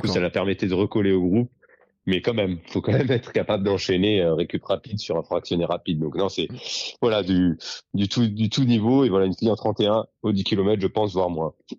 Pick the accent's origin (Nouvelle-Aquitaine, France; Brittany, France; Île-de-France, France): Nouvelle-Aquitaine, France; Dordogne; chez moi en Dordogne